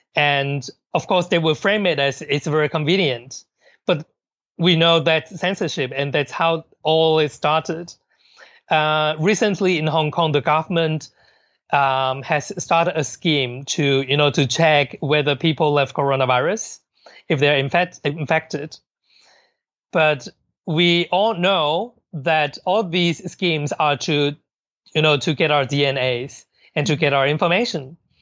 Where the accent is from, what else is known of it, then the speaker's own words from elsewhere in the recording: Hong Kong; I'm I'm from Hong Kong and I know Chinese culture very well